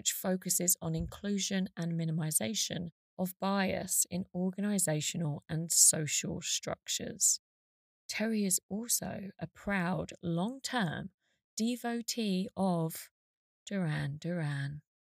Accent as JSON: {"language": "English", "area": "Essex", "region": "East of England", "country": "United Kingdom", "moved": "yes", "said": "I was from Essex"}